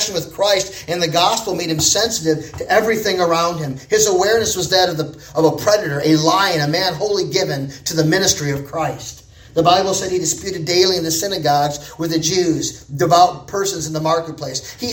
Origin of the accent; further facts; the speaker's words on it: United States; accent: American; I was an American. Okay, so I kind of stood out because of my accent